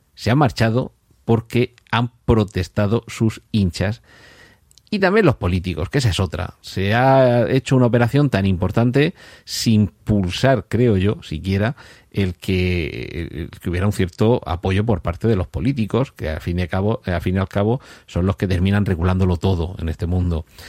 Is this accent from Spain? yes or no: yes; Murcia, Region of Murcia, Spain; soy de Murcia